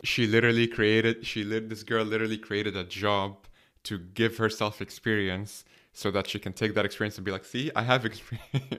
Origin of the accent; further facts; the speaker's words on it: Egypt; now in Dublin, Ireland; I'm from Egypt, but I'm based here in Ireland